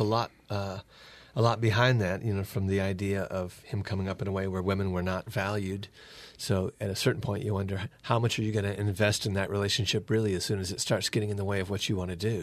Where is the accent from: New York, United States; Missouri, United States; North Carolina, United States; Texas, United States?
North Carolina, United States; moved away; also born or lived in Akron, Ohio / Georgia; we lived in Akron, Ohio or near there when we first discovered Richard, but we're from North Carolina